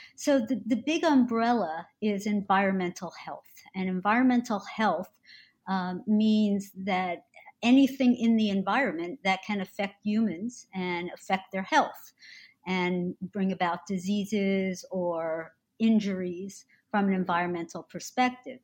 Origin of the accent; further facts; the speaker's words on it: New Jersey, United States; I born and raised and remain in New Jersey